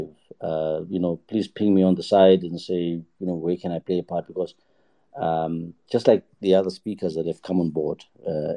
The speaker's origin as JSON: {"language": "English", "town": "Johannesburg", "region": "Gauteng", "country": "South Africa", "tie": "born or raised there", "said": "I grew up in Joburg. So I was born in Soweto."}